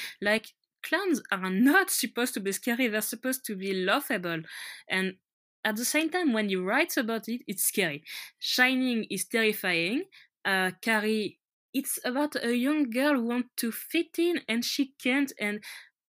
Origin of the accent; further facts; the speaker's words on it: France; accent: French; English is a second language; I'm French and my accent is very French